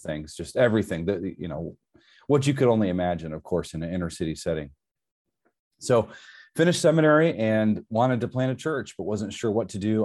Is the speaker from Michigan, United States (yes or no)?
yes; Southern Michigan, United States; moved away; I'm originally from Michigan, so born and raised in Southern Michigan